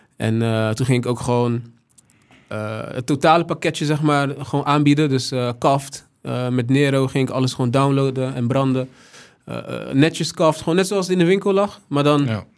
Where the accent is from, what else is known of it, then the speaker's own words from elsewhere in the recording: Rotterdam, South Holland, Netherlands; de stad Rotterdam, waar ik vandaan kom, waar ik veel aan te danken heb.